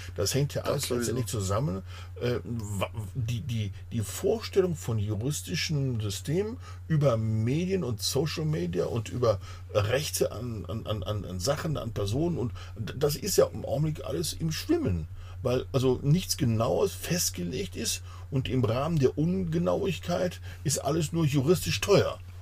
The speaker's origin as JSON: {"language": "German", "country": "Germany", "said": "ich als Deutscher"}